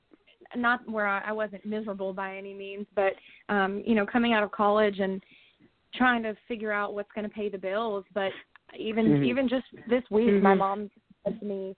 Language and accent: English; Hampton Roads, Virginia, United States; also born or lived in Danville, Virginia; I grew up in Virginia. I grew up on the East Coast near the Hampton Roads area and later relocated to Danville, which is a small town out in the southwestern part